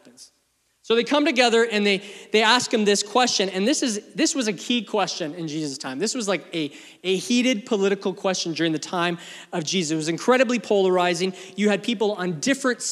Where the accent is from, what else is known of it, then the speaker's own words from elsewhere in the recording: Canada; also born or lived in England; I was born in England at the ripe old age of 2. We moved to Canada